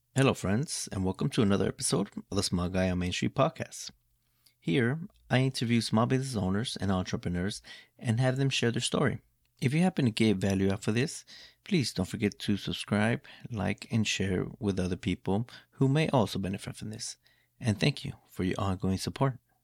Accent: Los Angeles, California, United States; also born or lived in Mexico; we migrated from Mexico here to California, more or less exactly Los Angeles. This is where I grew up. This is where I was raised.

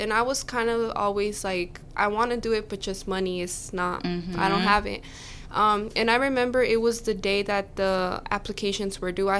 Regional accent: Port Arthur, Texas, United States; Well, I'm from Port Arthur, Texas. I've kind of been all over the United States, moving around a lot because of my dad's job, but we've been living in Port Arthur for like these last 8 years

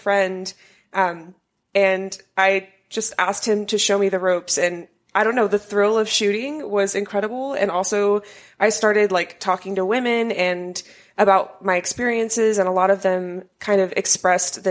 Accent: Arkansas, United States; So I am originally from Arkansas.

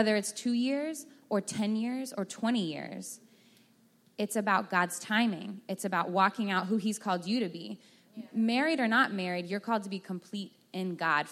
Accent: Texas, United States; I'm from Texas

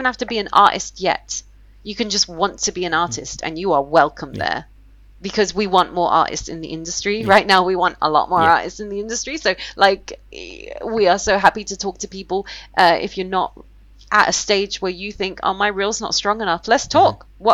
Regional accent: London, United Kingdom; I'm from London

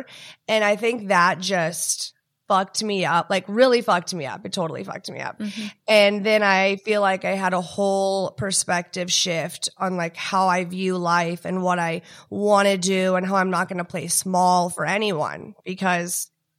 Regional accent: Houston, Texas, United States; also born or lived in Dallas; But about me, I'm from Texas. I was born in Dallas. I grew up in Houston. My dad worked in oil.

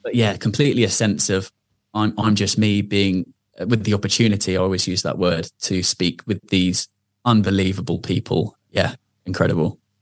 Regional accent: Surrey, South East England, United Kingdom; where I grew up in Surrey.

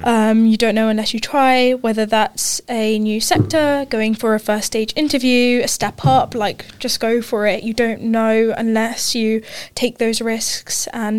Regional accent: Qatar; Yeah, so I grew up in Qatar. I moved there when I was six. Grew up there, did primary and secondary school there

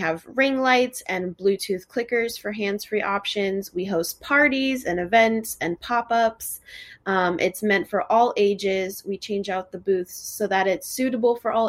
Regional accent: Fort Myers, Florida, United States; also born or lived in Miami, Florida; I've lived in Fort Myers for most of my life since I was 7 years old

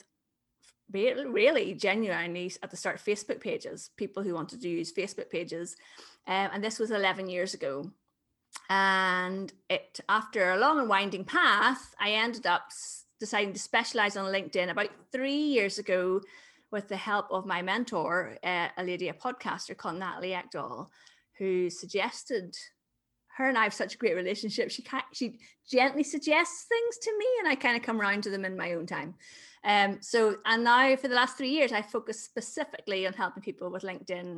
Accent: Belfast, Northern Ireland, United Kingdom; I'm from Belfast in Northern Ireland

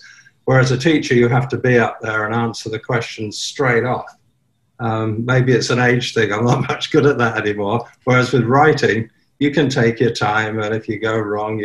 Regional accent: Ireland; also born or lived in London, United Kingdom / England / South Africa; now in Bangkok, Thailand; I was born in London, but I was brought up by my grandmother in Southern Ireland. So I always think of myself as Irish

